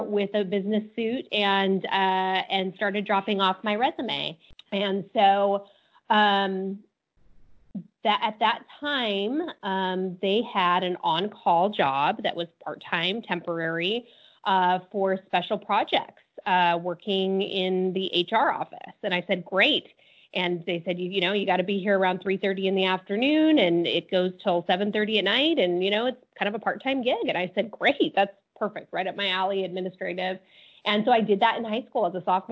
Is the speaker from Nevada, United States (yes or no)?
yes; Las Vegas, Nevada, United States; I grew up in Las Vegas. It's my hometown.